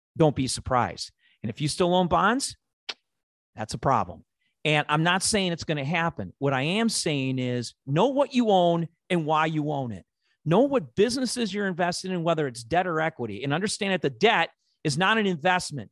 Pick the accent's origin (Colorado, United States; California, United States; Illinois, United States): Illinois, United States; Chicago; accent: Chicago; my Chicago accent